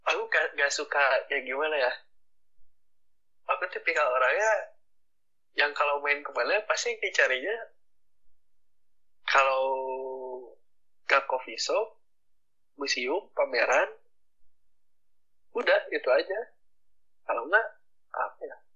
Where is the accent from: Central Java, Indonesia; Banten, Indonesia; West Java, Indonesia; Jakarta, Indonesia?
West Java, Indonesia; Bandung; Dan di situ tinggal aku orang Bandungnya sendiri, orang Indonesia ya.